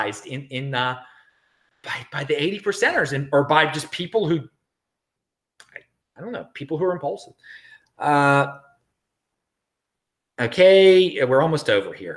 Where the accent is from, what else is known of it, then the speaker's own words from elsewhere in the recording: Baltimore, Maryland, United States; moved away; also born or lived in Los Angeles; I'm originally from Baltimore, and I will be visiting my family in Baltimore